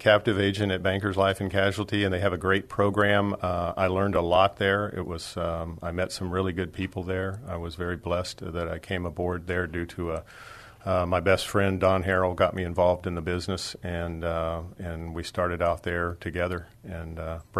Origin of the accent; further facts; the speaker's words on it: Dallas, Texas, United States; now in San Antonio, United States; Well, I'm originally from Dallas, but I've lived here for 53 years, so I call myself a San Antonian